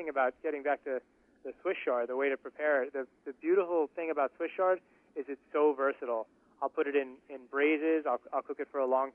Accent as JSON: {"language": "English", "region": "East Coast", "country": "United States", "tie": "born or raised there", "moved": "as an adult", "lives_now": "Los Angeles, United States", "said": "I grew up on the East Coast"}